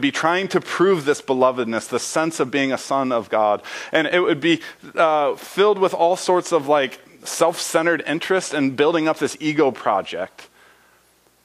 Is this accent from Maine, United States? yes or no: no; Indiana, United States; I grew up in Indiana